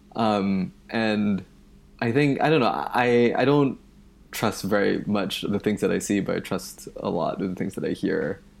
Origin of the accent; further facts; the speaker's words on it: Malaysia; moved away as an adult; now in United States; I moved to the United States from Malaysia in two thousand eight for college. Um, and where I grew up, there isn't this tradition of public radio